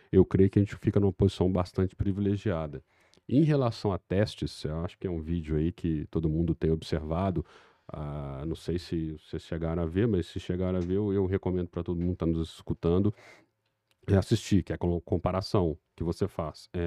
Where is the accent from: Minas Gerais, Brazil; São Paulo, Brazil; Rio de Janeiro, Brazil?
Minas Gerais, Brazil; Belo Horizonte; mineiro mesmo. Mineiro mesmo de Belzonte